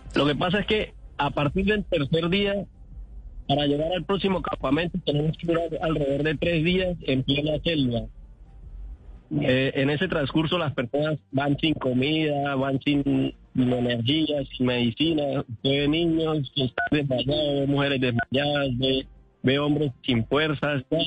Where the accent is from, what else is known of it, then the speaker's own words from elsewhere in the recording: San Antonio del Táchira, Táchira, Venezuela; moved away as an adult; yo soy de San Antonio en Táchira